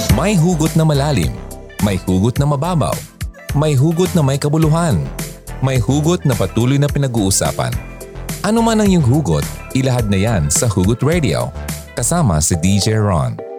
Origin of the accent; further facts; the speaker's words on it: Bicol Region, Philippines; ating mga Bicolanos and Filipinos